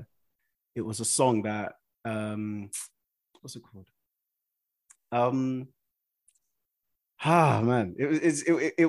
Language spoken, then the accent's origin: English; Nigeria; I'm a Nigerian guy.